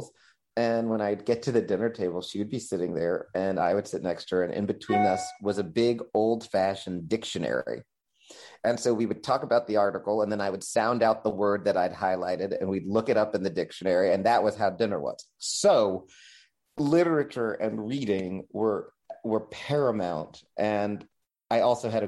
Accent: Tallahassee, Florida, United States; now in New York, United States; I am from Tallahassee

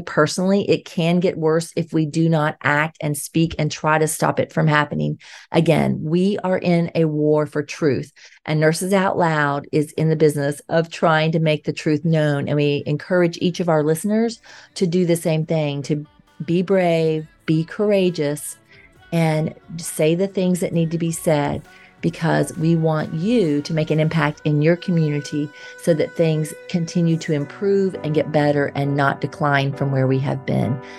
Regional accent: Georgia, United States; moved away as an adult; we've both been raised in Georgia, even though we've spent some time in other states throughout our adult life

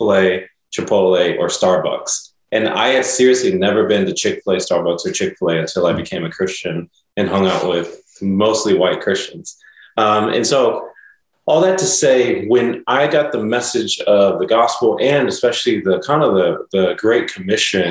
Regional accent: Dallas, Texas, United States; moved away as an adult; now in Nashville, United States; I was from Dallas, you know, my whole life.

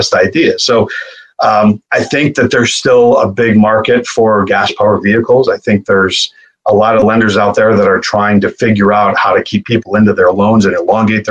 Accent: Buffalo, New York, United States; I came from Buffalo, New York, which isn't the most exquisite and elaborate city out there

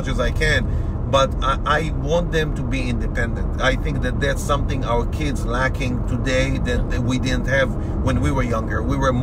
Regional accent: Boston, Massachusetts, United States; we are coming from Boston.

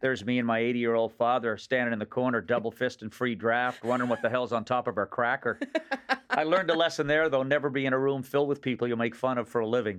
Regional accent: Nova Scotia, Canada; accent: Nova Scotia; moved away as an adult; also born or lived in Los Angeles; now in Toronto, Canada; the accent of my region of origin back in Nova Scotia

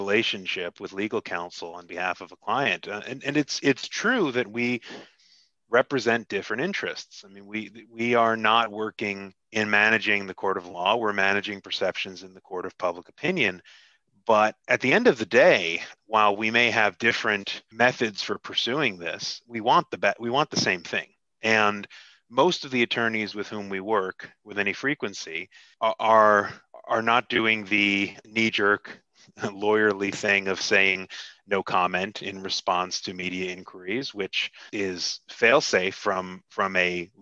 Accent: Hackensack, New Jersey, United States; moved away as an adult; now in South Jersey, United States; I grew up about 5 miles outside of Manhattan in northern New Jersey, right around Hackensack, New Jersey

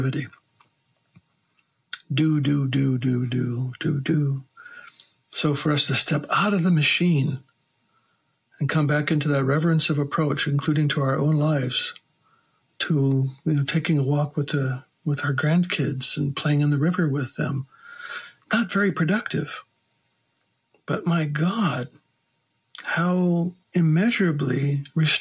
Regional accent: Wisconsin, United States; growing up in Wisconsin as a boy, all my uncles had farms

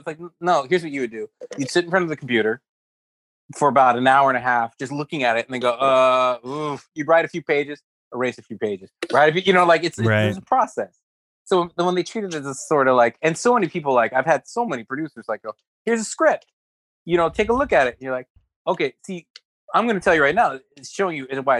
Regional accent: Stockton, California, United States; I came from like from Stockton, which was very urban, to like city.

